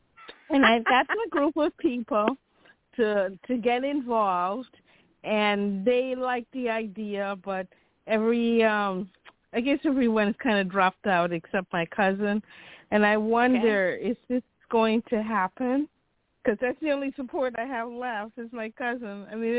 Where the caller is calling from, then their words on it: Chicago, Illinois, United States; from Chicago.